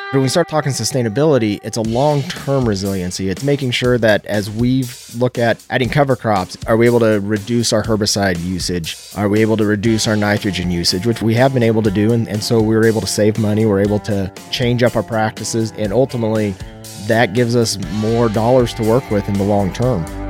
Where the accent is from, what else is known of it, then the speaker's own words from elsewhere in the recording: Nebraska, United States; I'm from Geltner, Nebraska. It's about an hour west of Lincoln